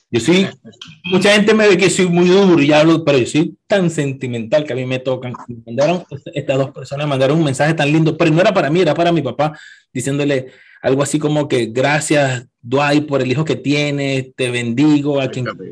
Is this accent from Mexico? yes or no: no; Venezuela; moved away; yo no volviera a Venezuela a vivir